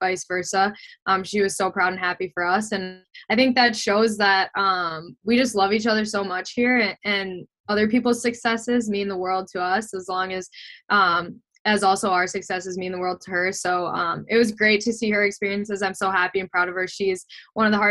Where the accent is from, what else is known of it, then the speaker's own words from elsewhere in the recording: Minnesota, United States; moved away as an adult; growing up in Minnesota